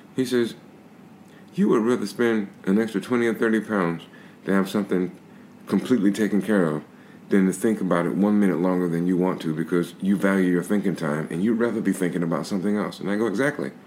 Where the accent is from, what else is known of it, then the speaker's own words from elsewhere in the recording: Albany, Georgia, United States; moved away as an adult; now in United Kingdom; I grew up in the South